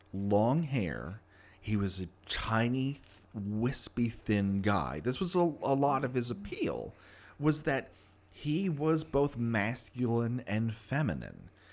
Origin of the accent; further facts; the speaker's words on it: Los Angeles, California, United States; I grew up in Los Angeles. I'm one of the rare people who actually was born and raised here